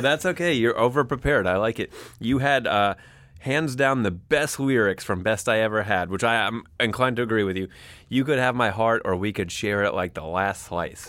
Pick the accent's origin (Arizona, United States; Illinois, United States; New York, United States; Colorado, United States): New York, United States; I'm a New Yorker